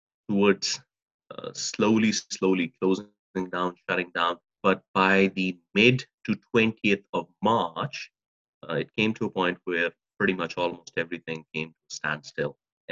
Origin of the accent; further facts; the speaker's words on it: Pakistan; now in Regina, Canada; Given my own experience, I came from another country, I came from Pakistan, and I lived here.